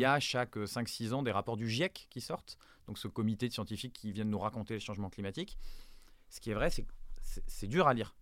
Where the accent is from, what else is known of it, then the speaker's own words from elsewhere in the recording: France; chez nous en France